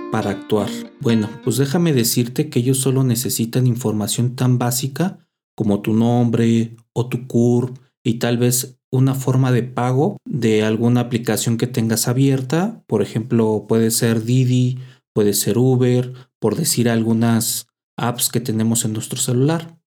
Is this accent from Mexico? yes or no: yes; Mexico; así somos los mexicanos